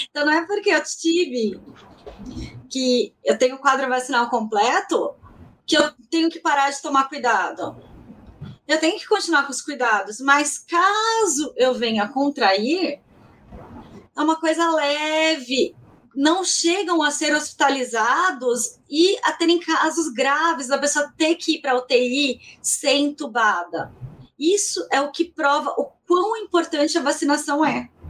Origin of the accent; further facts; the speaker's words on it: São Paulo, Brazil; E eu sou de São Paulo.